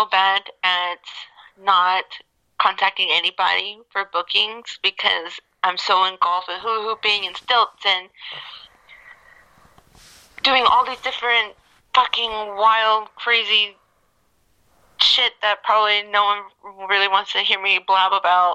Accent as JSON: {"language": "English", "region": "Oklahoma", "country": "United States", "tie": "born or raised there", "said": "I grew up in Oklahoma"}